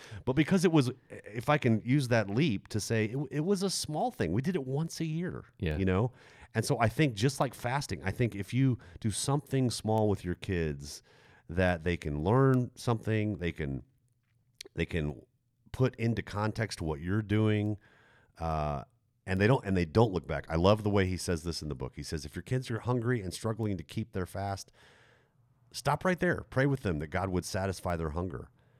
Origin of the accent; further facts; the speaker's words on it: Stuttgart, Baden-Württemberg, Germany; growing up in Germany, in Stuttgart, Germany. Stuttgart was is a very big city.